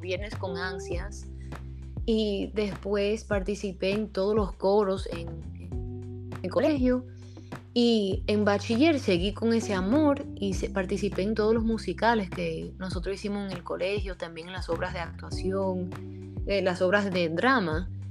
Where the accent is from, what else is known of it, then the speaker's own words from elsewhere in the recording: New Jersey, United States; moved away as an adult; also born or lived in New York City, United States; now in Dominican Republic; Yo nací en los Estados Unidos, nací en Nueva York y crecí en New Jersey